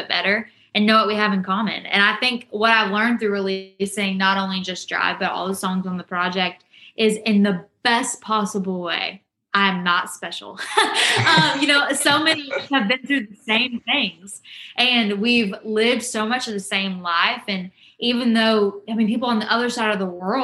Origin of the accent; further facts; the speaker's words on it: Rockwall, Texas, United States; moved away as an adult; now in Nashville, United States; I left Rockwall, Texas real, real quick. And I was just as fast to come back, even though I said I wasn't going to be. And I missed my hometown more than I said I would